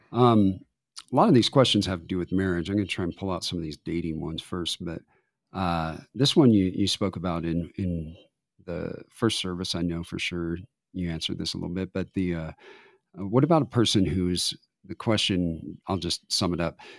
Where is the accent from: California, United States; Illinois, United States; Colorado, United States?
Colorado, United States; Denver; moved away as an adult; I grew up in Denver